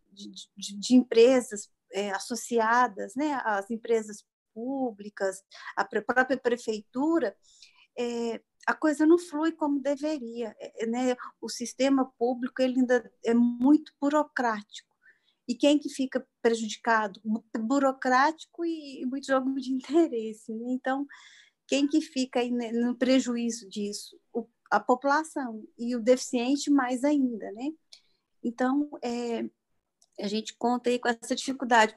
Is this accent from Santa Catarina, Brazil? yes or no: no; Desterro de Entre Rios, Minas Gerais, Brazil; moved away as an adult; now in Belo Horizonte, Brazil; Eu sou do interior de Minas, de Desterro de Entre Rios. É, eu moro em Belo Horizonte já há 31 anos, eu vim para cá para estudar.